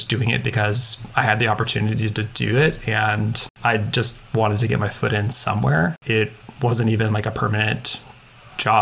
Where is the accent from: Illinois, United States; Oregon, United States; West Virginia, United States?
Oregon, United States; Portland; I grew up in Portland, Oregon